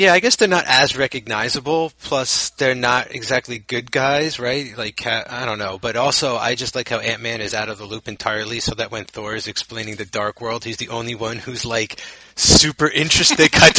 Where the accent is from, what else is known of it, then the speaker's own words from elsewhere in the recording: New Jersey, United States; I'm just from New Jersey.